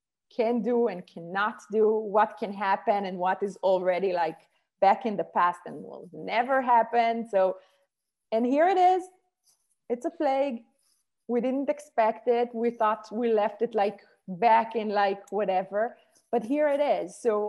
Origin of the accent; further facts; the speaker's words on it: Israel; English is a second language; moved away as an adult; When I came from Israel and I said, how should I, so I need to take my son to school, it's snowing, what should I do?